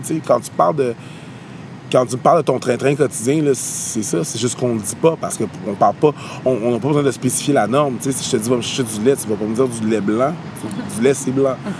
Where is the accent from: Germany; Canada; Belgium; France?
Canada; Longueuil, Quebec; also born or lived in Montreal; j'habite à Montréal, puis je viens de la banlieue de Montréal, je viens de Longueuil